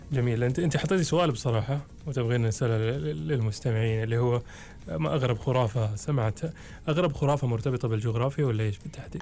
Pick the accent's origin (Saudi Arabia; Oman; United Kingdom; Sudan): Oman; عندنا في عمان